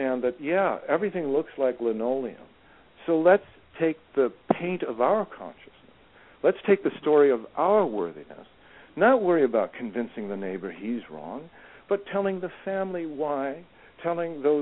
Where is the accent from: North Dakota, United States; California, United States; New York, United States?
California, United States; Malibu; I grew up around the Malibu Art Association